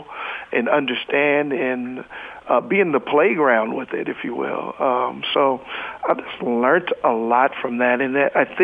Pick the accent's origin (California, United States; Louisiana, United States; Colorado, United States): California, United States; San Francisco; Born and raised in San Francisco